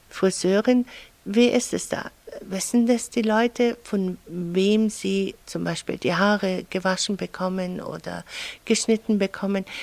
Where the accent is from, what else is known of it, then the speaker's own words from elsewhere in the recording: Mannheim, Baden-Württemberg, Germany; now in Allgäu, Germany; Ich komme aus Mannheim.